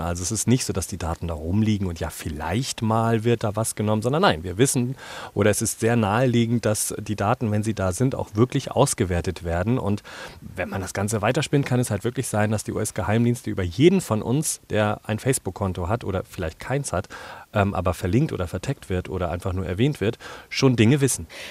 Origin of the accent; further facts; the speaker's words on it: Germany; Ich bin in Deutschland aufgewachsen, zweisprachig